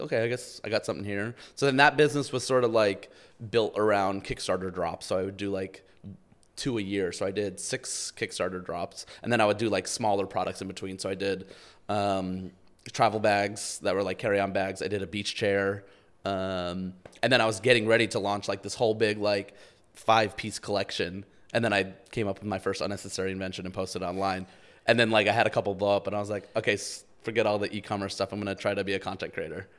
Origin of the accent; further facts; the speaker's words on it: outside New York City, United States; I grew up outside New York City